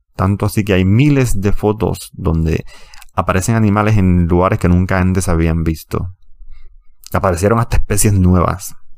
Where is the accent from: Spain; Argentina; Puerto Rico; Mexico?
Puerto Rico; siendo puertorriqueño y ciudadano americano.